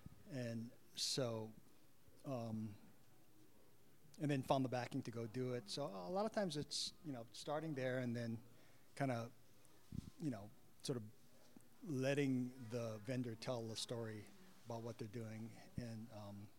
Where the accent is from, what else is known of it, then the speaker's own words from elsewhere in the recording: Hawaii, United States; now in Seattle, United States; I grew up in Hawaii